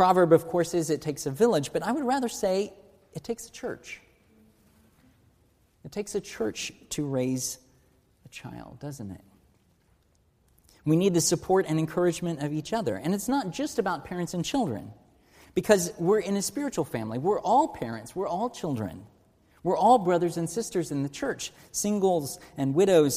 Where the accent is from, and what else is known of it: United States